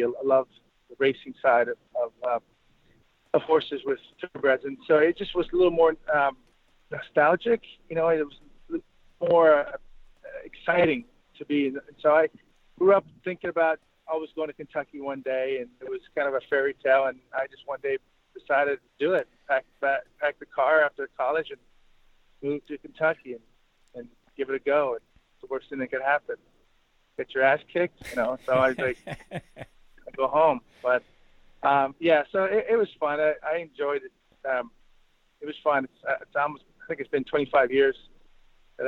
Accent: Montreal, Quebec, Canada; moved away; growing up in Canada, I was very fortunate to grow up in an area of Montreal

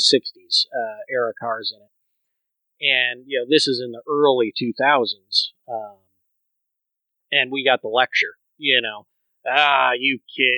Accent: Michigan, United States; I grew up in Michigan

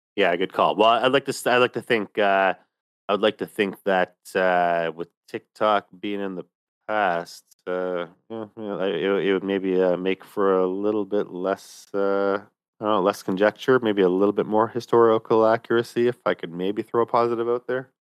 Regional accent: Canada; Myself as a Canadian in, uh, the capital region

